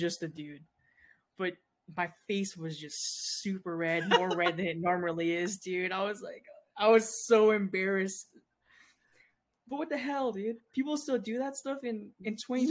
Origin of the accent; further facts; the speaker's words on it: San Diego, California, United States; I was born in San Diego